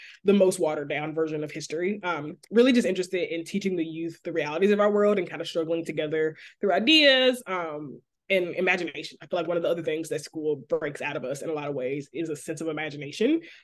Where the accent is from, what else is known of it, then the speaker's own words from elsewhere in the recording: Memphis, Tennessee, United States; now in Dallas, United States; I was born and raised in Memphis